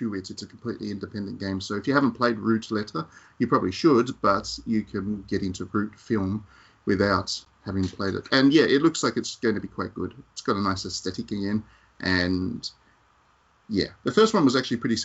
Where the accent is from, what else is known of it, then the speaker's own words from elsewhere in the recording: Australia; As an Australian